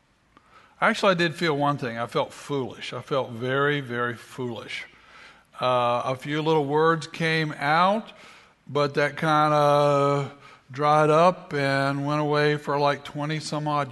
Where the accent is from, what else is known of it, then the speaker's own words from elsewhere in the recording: South Carolina, United States; growing up in South Carolina, we pronounced it Earl Flynn